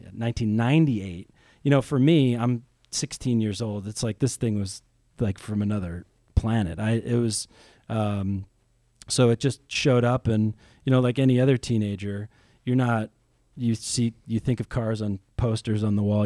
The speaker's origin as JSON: {"language": "English", "region": "outside of New York City", "country": "United States", "tie": "born or raised there", "also_born_or_lived": "California", "moved": "as an adult", "lives_now": "Ohio, United States", "said": "I grew up outside of New York City"}